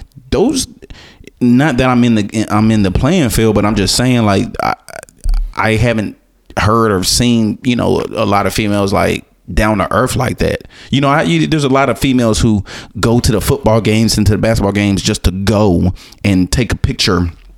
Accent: Florida, United States; I'm from Florida, my dude.

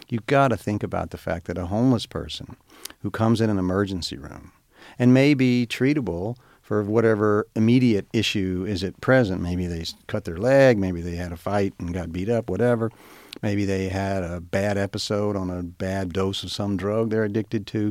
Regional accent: Star City, Arkansas, United States; moved away; growing up in Star City

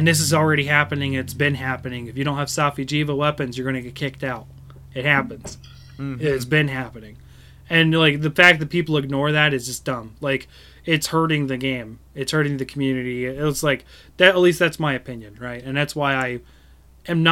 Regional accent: United States; I'm American

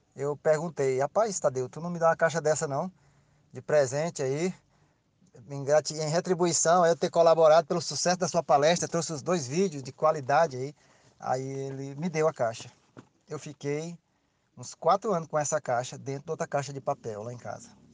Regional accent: Piauí, Brazil; moved away as an adult; now in Araguaína, Brazil; Como eu sou piauiense, estou aqui no Tocantins porque sou concursado, mas nasci no Piauí, minha família toda é de lá.

